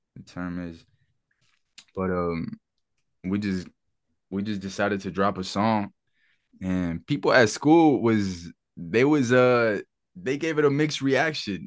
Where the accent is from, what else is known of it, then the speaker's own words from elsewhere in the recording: Charlotte, North Carolina, United States; growing up in Charlotte as, as a teen, bro, I, we grew up in a fucking, in the city